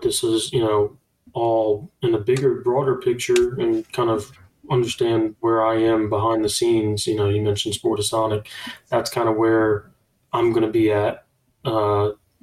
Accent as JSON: {"language": "English", "region": "Louisiana", "country": "United States", "said": "we're all from Louisiana."}